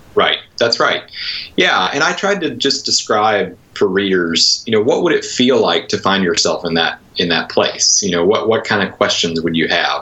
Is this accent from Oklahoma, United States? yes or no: no; Conway, Arkansas, United States; moved away; also born or lived in Wheaton, Illinois; I, I, grew up near Little Rock in a, a, place called Conway